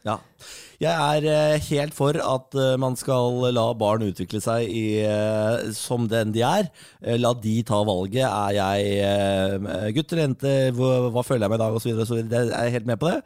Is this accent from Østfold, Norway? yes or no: yes; Moss, Østfold, Norway; Jeg er mossing, fatter'n er mossing